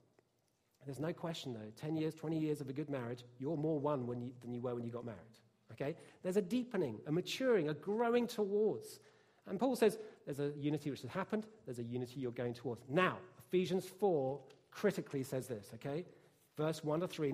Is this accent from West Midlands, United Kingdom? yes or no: no; Bishop's Stortford, East of England, United Kingdom; I'm white British, from downtown Bishopsthortford in Hertfordshire, which is a pretty rough place to grow up